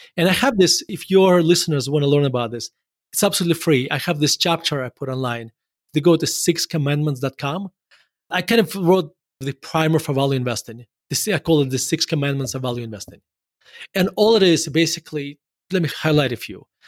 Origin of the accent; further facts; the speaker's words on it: Murmansk, Murmansk Oblast, Russia; moved away as an adult; also born or lived in Denver; I was born in Murmansk, Russia